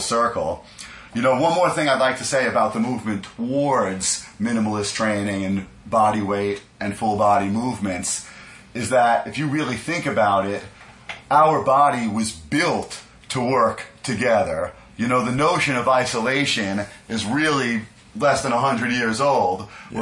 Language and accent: English; New York City, New York, United States; We were growing up in Brooklyn